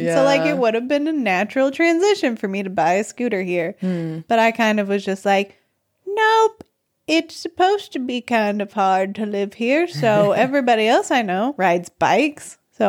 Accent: Arkansas, United States; moved away as an adult; I'm from Arkansas.

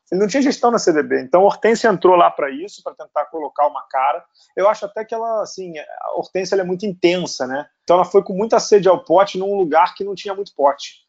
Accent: Rio de Janeiro, Brazil; Eu sou carioca, tijucano

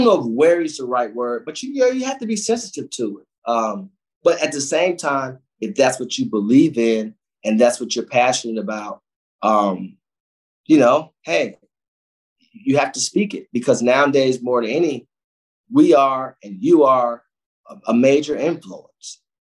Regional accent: Cleveland, Ohio, United States; but when you come from those places, inner city Cleveland, like I come from the Glenville community, you wake up with a pain.

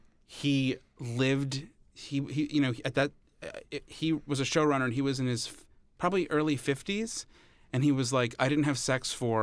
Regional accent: New York, United States; They look to me like the guys I grew up with on on Long Island.

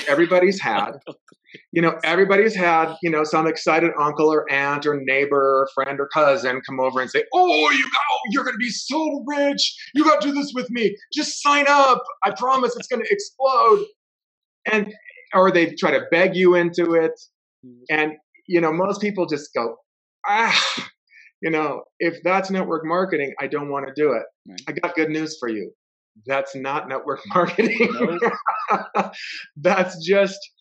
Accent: Los Angeles, California, United States; now in Provo, United States; I grew up in Los Angeles, but I live in Provo, Utah

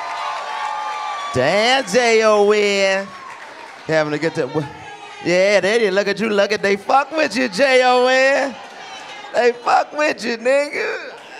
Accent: Washington, District of Columbia, United States; I'm from Washington, D.C., man. I was born and raised in D.C.

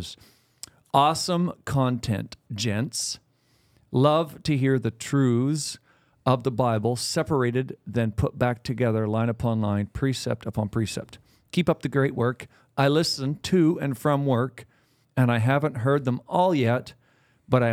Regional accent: Canada; I'm a Canadian.

